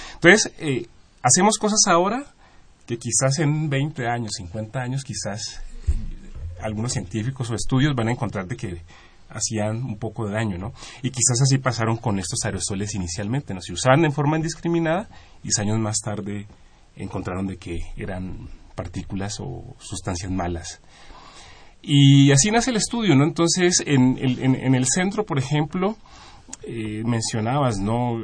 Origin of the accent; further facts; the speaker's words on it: Colombia; moved away as an adult; now in Mexico; Yo soy de Colombia